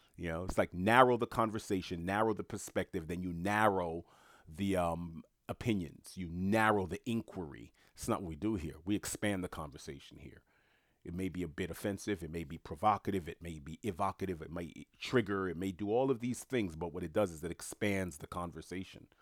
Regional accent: United States; I happen to be born and raised in the United States of America

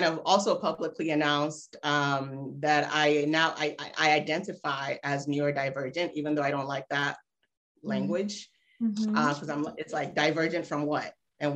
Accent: Cincinnati, Ohio, United States; also born or lived in Nigeria; now in Ghana; from fifth grade on, I was back in the States, in Ohio, actually. So I'm a Midwesterner

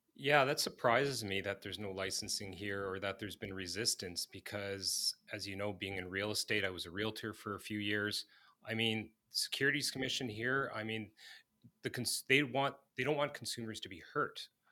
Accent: Manitoba, Canada; I've born and raised in Manitoba

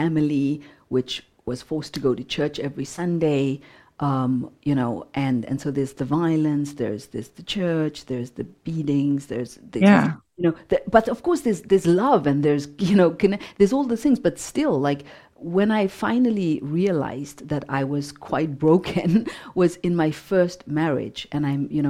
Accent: Zimbabwe; Growing up in Zimbabwe, growing up in apartheid

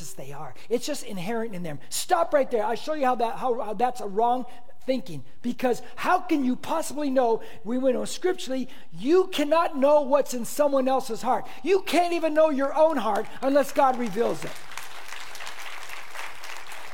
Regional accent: Corona, California, United States; I grew up on this Mexican side of Corona.

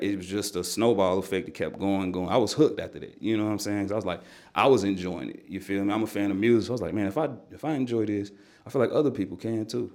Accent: Nashville, Tennessee, United States; I grew up in Nashville hip-hop culture

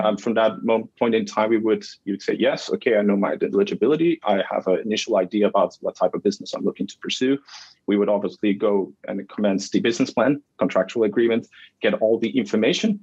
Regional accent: Flemish region of Belgium, Flanders, Belgium; moved away as an adult; now in Canada; I'm born and raised in, in Belgium. Yeah. So in the Flemish region of Belgium, the north.

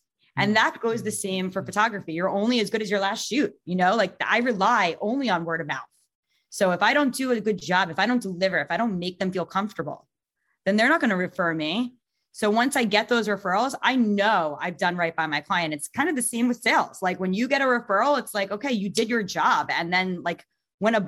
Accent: New York, United States; also born or lived in Long Island / Michigan; I'm from New York

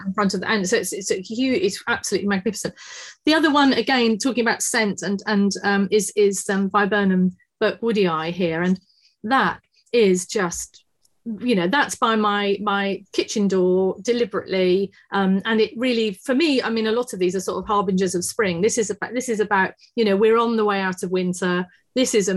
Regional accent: Exmoor, Somerset, South West England, United Kingdom; I grew up on Exmoor in Somerset.

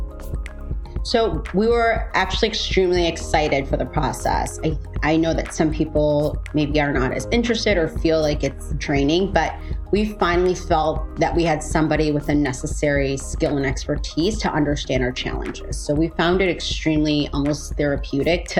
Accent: Chicago, Illinois, United States; I grew up in Chicago, born and raised

